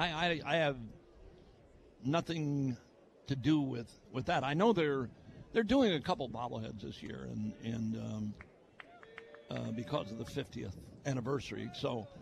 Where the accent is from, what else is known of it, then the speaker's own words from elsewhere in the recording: Milwaukee, Wisconsin, United States; I was the first Milwaukee native to play with the Milwaukee Braves. First guy born and raised in Milwaukee to play for the hometown team